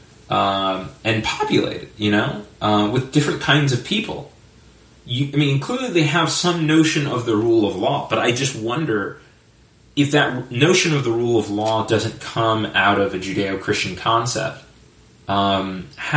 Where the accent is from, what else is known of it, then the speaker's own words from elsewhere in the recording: United States; as an American